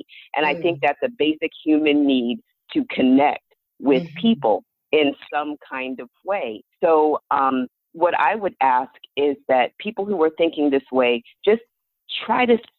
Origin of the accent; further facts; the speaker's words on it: the South, United States; I grew up in the South